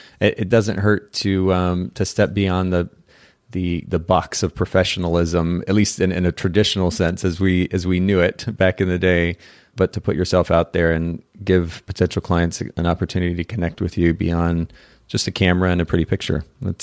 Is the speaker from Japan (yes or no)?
yes; Japan; also born or lived in United States; in our bag lunch that we would take to school with us when we lived in the States. I grew up in Japan, and so we homeschooled and maybe had lunch at home at that point.